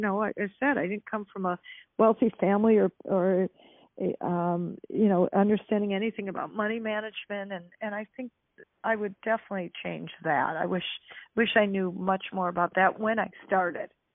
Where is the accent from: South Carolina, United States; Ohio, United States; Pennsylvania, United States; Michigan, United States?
Michigan, United States; Detroit; now in California, United States; I grew up in Detroit, Michigan